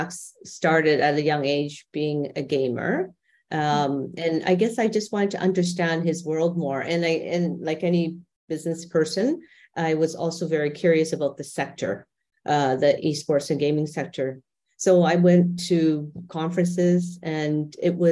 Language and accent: English; Canada; moved away as an adult; now in Dubai, United Arab Emirates; I'm Canadian and my husband and I have been expats for quite a long time.